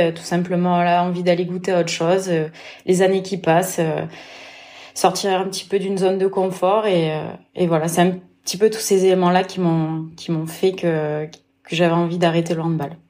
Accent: Lozère, Occitania, France; also born or lived in Vichy; je suis née en Lozère

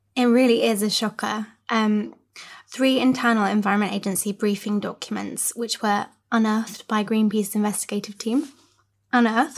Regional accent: Cornwall, South West England, United Kingdom; I grew up in Cornwall, which is, you know, quite rural

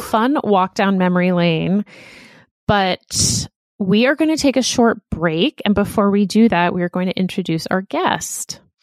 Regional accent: Boston, Massachusetts, United States; we are also from Boston

